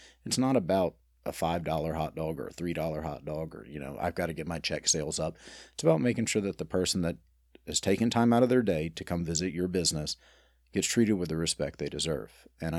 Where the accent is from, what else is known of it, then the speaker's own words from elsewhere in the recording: Birmingham, Alabama, United States; Born and raised in Birmingham, I'm one of three boys. I come from a family of attorneys who came from a family of restaurant operators. I'm in love with my city and married and have a one-year-old daughter